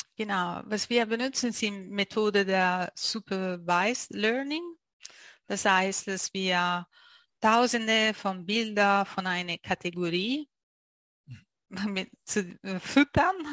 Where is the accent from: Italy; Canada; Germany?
Italy; German is a second language; moved away as an adult; now in Zurich, Switzerland; ich bin Italienerin und äh, lebe in die Schweiz so äh, schon seit zwölf Jahren in Zürich